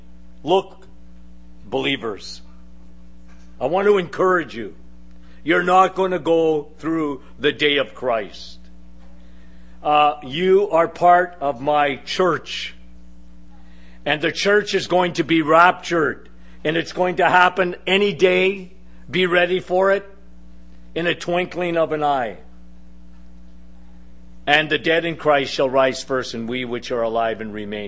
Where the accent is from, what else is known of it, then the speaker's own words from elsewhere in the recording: Canada; us Canadians, we're the little person syndrome, okay, as Canadians. And we looked at the big, bad Americans, okay? I was brought up like that.